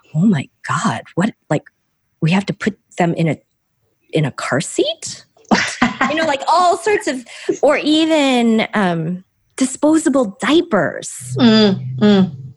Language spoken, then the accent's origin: English; Chicago, Illinois, United States; first language Korean; English is a second language; I'm from the Chicago suburbs. I've really known no other home except maybe the north side of Chicago